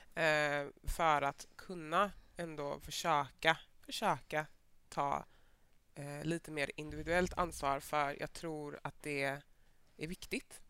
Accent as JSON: {"language": "Swedish", "town": "Mölndal", "region": "Västra Götaland", "country": "Sweden", "tie": "born or raised there", "said": "jag är född och uppvuxen i Mölndal"}